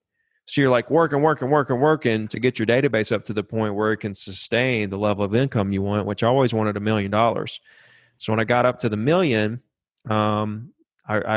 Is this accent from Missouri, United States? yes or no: no; Alabama, United States; I grew up here in Alabama